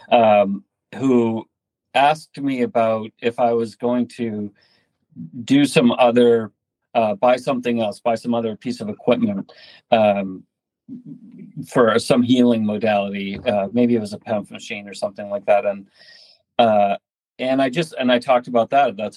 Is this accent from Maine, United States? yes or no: yes; northern Maine, United States; also born or lived in California; I'm actually from Maine